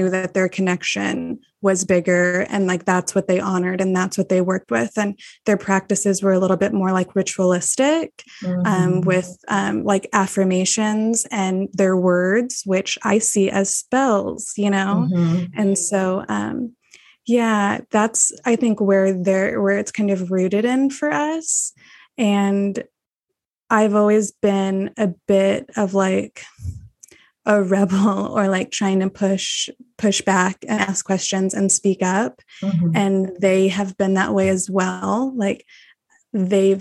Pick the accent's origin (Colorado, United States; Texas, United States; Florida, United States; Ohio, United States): Texas, United States; I'm born and raised in Texas